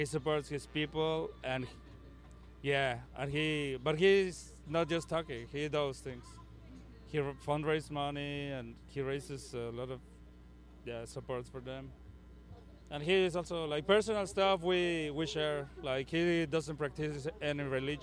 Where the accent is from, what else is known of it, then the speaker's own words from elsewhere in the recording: Mexico; now in Chicago, United States; I'm from Mexico